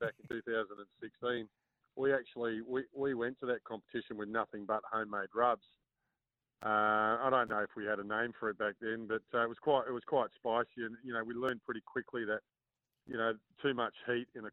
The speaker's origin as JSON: {"language": "English", "country": "Australia", "said": "coming from Australia, I'm from Australia, so I'm a big prawn eater. And you know, making your own seafood sauce is something that we've done since a kid"}